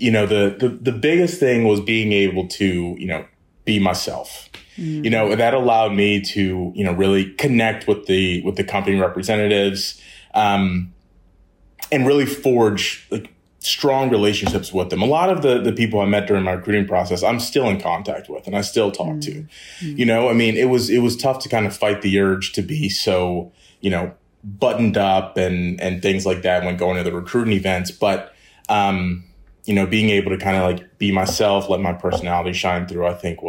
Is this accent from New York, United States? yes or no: no; Maryland, United States; I'm originally from the Maryland area. I grew up there, stayed local for undergrad, went to UMD.